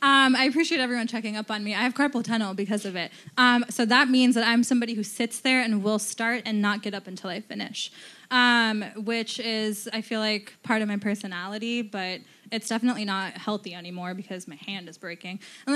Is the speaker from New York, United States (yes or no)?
yes; Bronx, New York, United States; I'm from the Bronx.